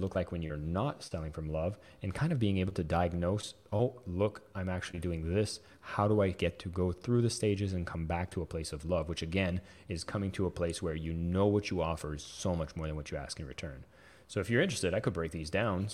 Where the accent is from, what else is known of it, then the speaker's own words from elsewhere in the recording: Canada; I am French Canadian